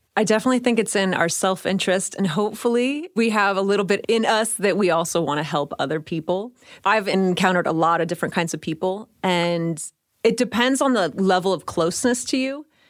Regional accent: Bay Area, California, United States; I grew up in the Bay Area

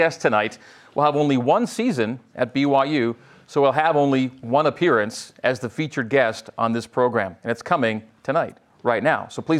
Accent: Ontario, Canada; moved away; I was born in Ontario and grew up in Canada

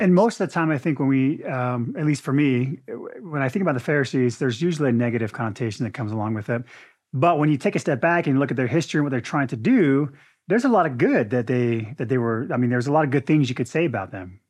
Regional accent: Arizona, United States; moved away; I grew up in Arizona where there were orange blo-, orange tree blossoms everywhere

